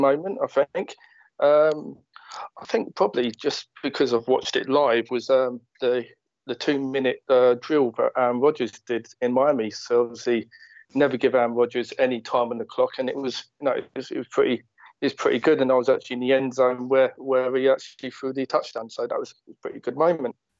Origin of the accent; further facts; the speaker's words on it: Watford, East of England, United Kingdom; I'm from Watford